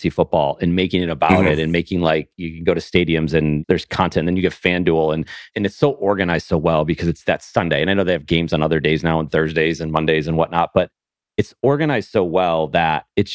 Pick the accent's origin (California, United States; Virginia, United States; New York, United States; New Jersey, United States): New York, United States; Buffalo; moved away; I grew up in Buffalo